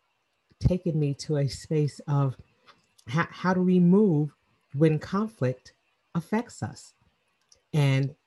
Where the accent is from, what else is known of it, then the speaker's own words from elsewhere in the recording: New York City, New York, United States; moved away as an adult; now in Atlanta, United States; I'm originally from Queens, New York, and I moved to Atlanta 25 years ago